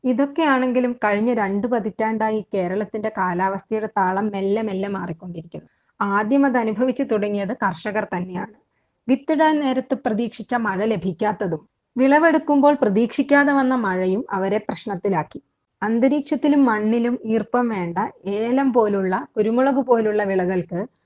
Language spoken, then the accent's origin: Malayalam; Wayanad, Kerala, India; പശ്ചിമഘട്ടത്തിലെ അതീവ പരിസ്ഥിതി പ്രാധാന്യമുള്ള വയനാട്ടിൽ ജനിച്ചു വളർന്ന ആളാണ്